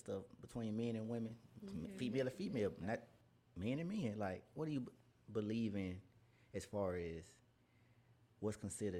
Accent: Memphis, Tennessee, United States

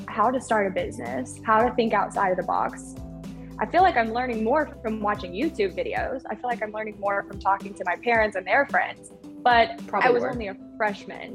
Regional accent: Oklahoma, United States; I grew up in Oklahoma

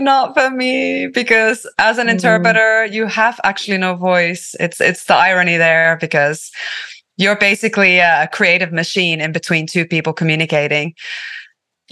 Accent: Tampere, Pirkanmaa, Finland; first language Finnish; English is a second language; moved away as an adult; also born or lived in London / San Francisco; I was born in the Nordic jungle in Finland, in Suomi. I grew up with the trees in a very small town.

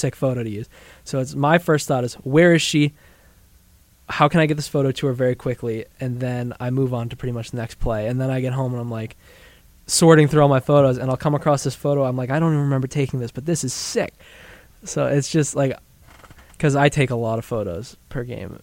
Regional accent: New Hampshire, United States; moved away; growing up in New Hampshire, there's a bunch of ski mountains and stuff

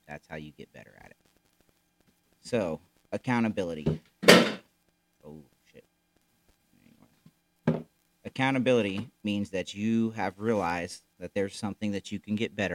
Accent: Florida, United States; moved away as an adult; now in Missouri, United States; we were both born and raised in Florida. Never really lived anywhere else

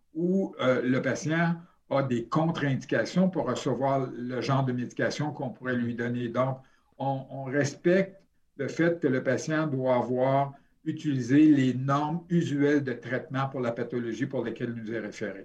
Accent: Sherbrooke, Quebec, Canada; je suis de Sherbrooke à la base

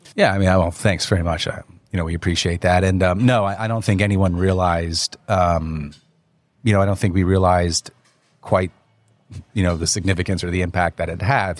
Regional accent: Wayne, New Jersey, United States; moved away as an adult; also born or lived in New York; now in Hong Kong; I was born in New York, but I really grew up in North Jersey.

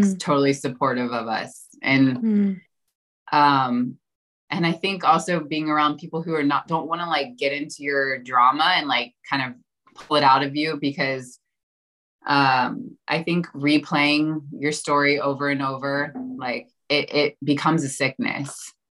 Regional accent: Florida, United States; I grew up in Florida

